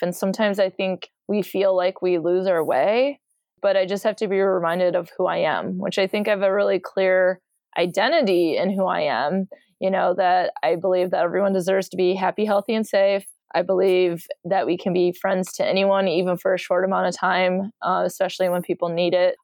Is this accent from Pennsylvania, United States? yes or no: no; Michigan, United States; I'm from Michigan